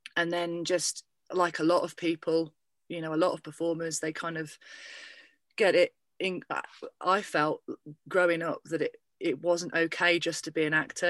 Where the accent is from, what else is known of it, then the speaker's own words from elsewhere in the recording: Lincolnshire, East Midlands, United Kingdom; my hometown